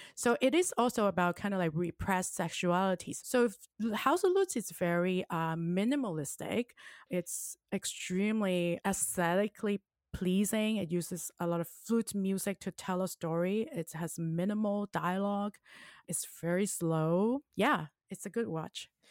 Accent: Hong Kong; now in Orange County, United States; I am from Hong Kong and I now live in Orange County, California

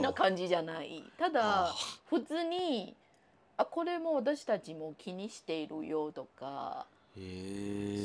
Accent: Taiwan; Japanese is a second language; now in Japan; 私、あの、台湾出身の人間

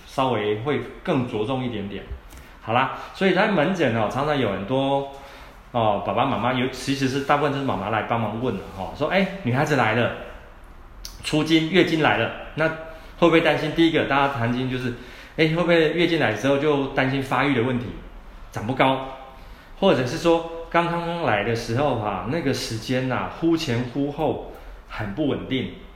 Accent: Taiwan; 我们台湾人

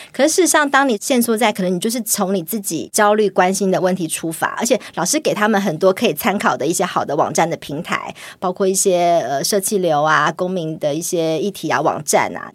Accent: Taiwan; 不像我们台湾，可能有比较大宗的老师

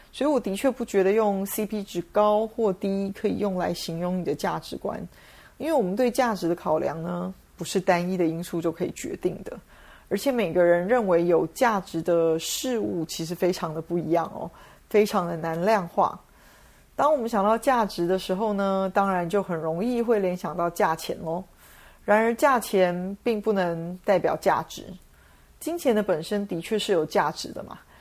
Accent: Taiwan; 我们台湾人习惯说

